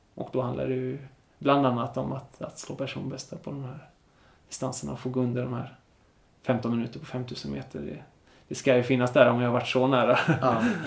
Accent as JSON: {"language": "Swedish", "town": "Smögen", "region": "Västra Götaland", "country": "Sweden", "also_born_or_lived": "Enhörna", "moved": "yes", "said": "hemma på den ön där jag kommer ifrån, Smögen."}